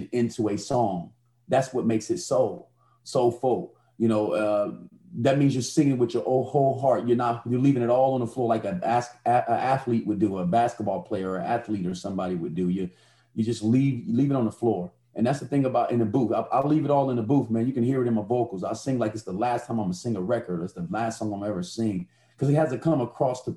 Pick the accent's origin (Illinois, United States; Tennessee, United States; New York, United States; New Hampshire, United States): Illinois, United States; Chicago; I grew up in Chicago, so I'm in some of the poorest housing developments in the nation